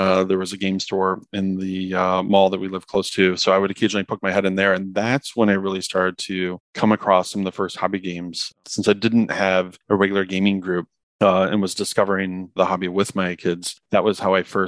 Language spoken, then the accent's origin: English; Midwest, United States; also born or lived in Columbus, Ohio / St. Louis, Missouri / Chicago area, Illinois; now in Chicago, United States; have lived in the Midwest my whole life. Spent half of my childhood in Columbus, the other half in St. Louis, Missouri